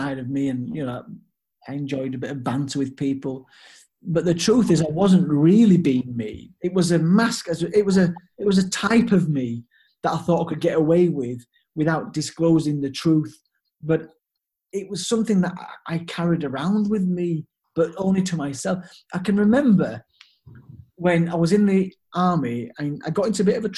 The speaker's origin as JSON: {"language": "English", "town": "Leeds", "region": "Yorkshire and the Humber", "country": "United Kingdom", "tie": "born or raised there", "also_born_or_lived": "Hanover, Germany", "said": "I came back to my hometown in Leeds"}